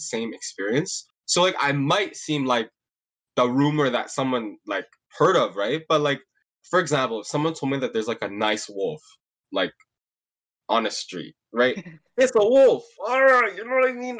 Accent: Mississauga, Ontario, Canada; I'm from Mississauga

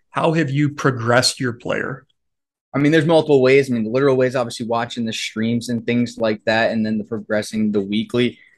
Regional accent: East Coast, United States; I mean, I grew up in the East Coast, so it's either you play it or you're surrounded by it.

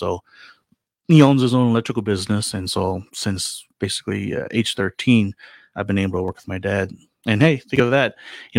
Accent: Owensboro, Kentucky, United States; moved away as an adult; also born or lived in San Francisco, California / Philippines; So I was born in San Francisco, and then we moved to Kentucky, Western Kentucky in Owensboro. So that's where I was pretty much raised and grew up for most of my life.

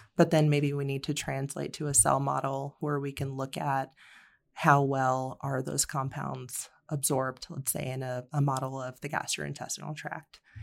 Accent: Florida, United States; also born or lived in Vermont; now in Colorado, United States; grew up in Florida

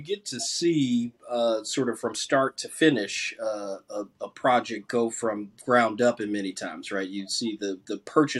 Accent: Tennessee, United States; now in Washington, D.C., United States; Vanderbilt is a great university in the great state of Tennessee, my home state.

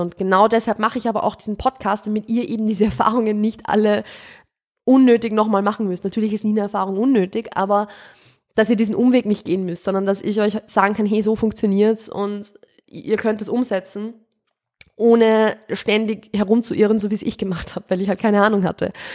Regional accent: Austria; moved away as an adult; also born or lived in Steyr, Upper Austria; now in Vienna, Austria; Ich bin keine Wienerin. Ich bin vom Land. Ich bin ein Dorfkind

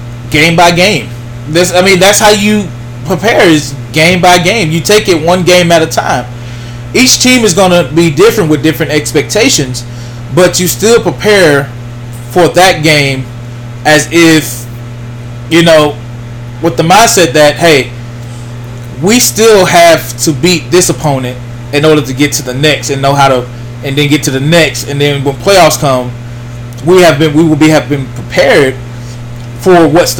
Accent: Pittsburg, Texas, United States; me being a from Pittsburgh, you know, it's my hometown

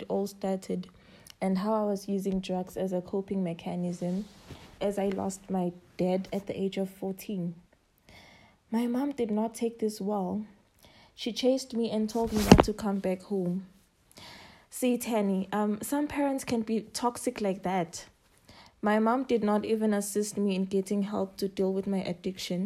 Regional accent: Nhlangano, Shiselweni, Eswatini; now in Johannesburg, South Africa; I hail from Hlangano in the Shiseleni region, but I'm currently based in Johannesburg.

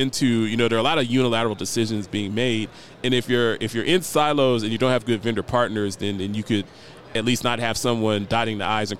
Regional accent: Columbus, Ohio, United States; And I'm also from Columbus, Ohio. That's where I'm from.

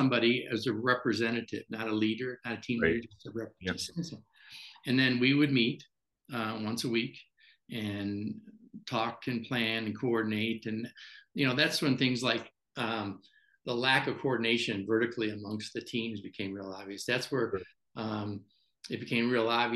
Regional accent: Chicago, Illinois, United States; I'm from Chicago

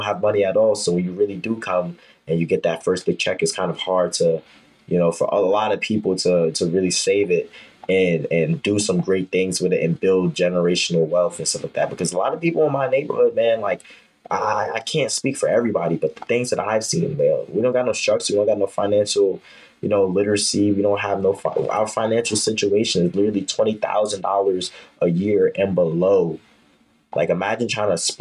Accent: New York City, New York, United States; also born or lived in Harlem, Manhattan; I was born in Harlem, but I was raised in Brooklyn. So I really stayed in Brooklyn my whole life.

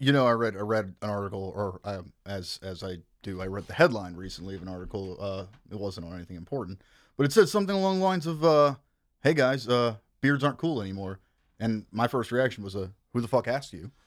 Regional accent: Kenner, Louisiana, United States; also born or lived in New Orleans; I was raised in Kenner, Louisiana, which is part of what you would call the greater New Orleans metro area.

